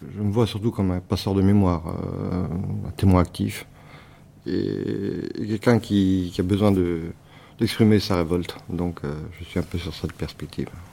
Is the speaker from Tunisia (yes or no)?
no; Cambodia; moved away; j'ai grandi euh, au Cambodge, dans un pays où on m'a reproché de ne pas être un pur Cambodgien